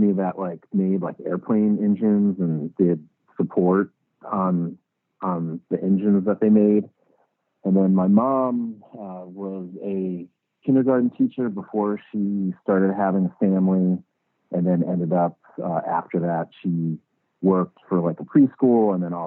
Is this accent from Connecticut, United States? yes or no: yes; Connecticut, United States; born or raised there; moved away